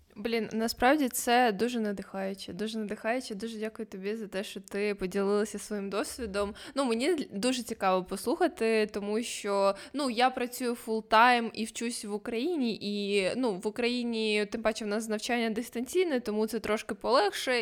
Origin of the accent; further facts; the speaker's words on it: Ukraine; ми з України